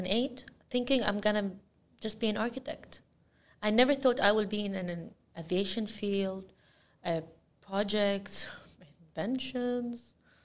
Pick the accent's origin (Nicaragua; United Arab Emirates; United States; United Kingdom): United Arab Emirates; Al Ain, Abu Dhabi; now in Abu Dhabi, United Arab Emirates; Yeah, I'm from Al Ain, and only the last 7 years of my life, I just moved to Abu Dhabi, and yeah, now I'm using this, I am from Abu Dhabi.